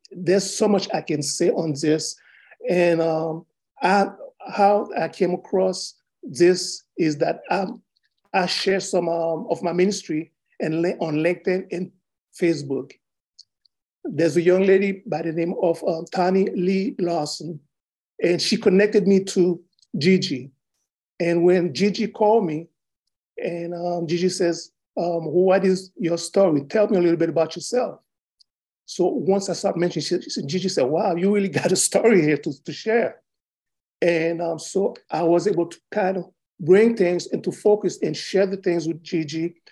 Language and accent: English; Haiti; now in United States; Originally, I was born in Haiti